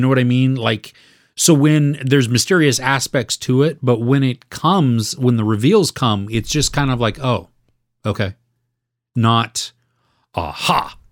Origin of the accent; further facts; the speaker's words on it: United States; as an American